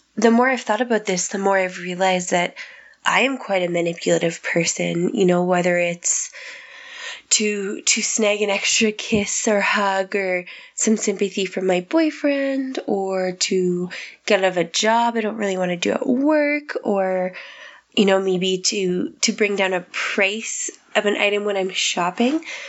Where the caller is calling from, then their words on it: Saskatchewan, Canada; I'm calling from Saskatchewan, Canada